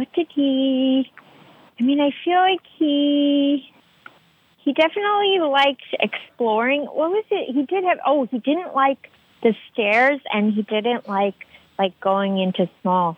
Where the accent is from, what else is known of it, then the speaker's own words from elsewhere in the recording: D.C., Northern Virginia, United States; I grew up outside Washington, D.C. in, like, Northern Virginia